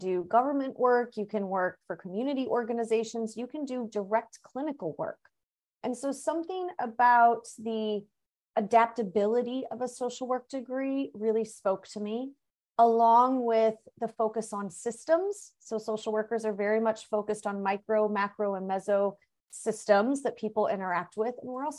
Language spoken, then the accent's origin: English; Missouri, United States; I mean, I grew up in Missouri. So I had lived in, you know, Missouri for 23, 24 years at that point.